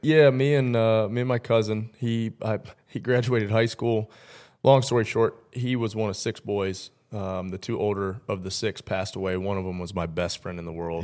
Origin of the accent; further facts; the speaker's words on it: Tennessee, United States; also born or lived in Mount Clemens, Michigan; we moved here when I was four, though, so Tennessee is home for me